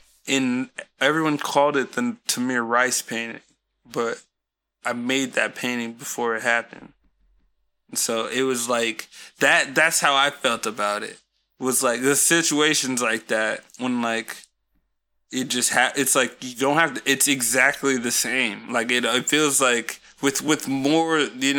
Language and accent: English; Colorado, United States; Like, I live here in the States. I don't know. It's all over. I'm from Colorado.